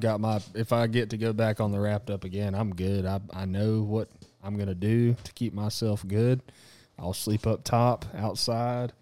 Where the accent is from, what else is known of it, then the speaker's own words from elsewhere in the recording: Texas, United States; we are from Texas